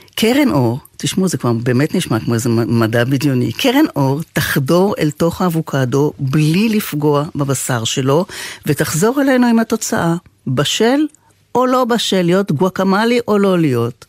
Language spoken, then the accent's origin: Hebrew; Israel; אני ישראלית מלידה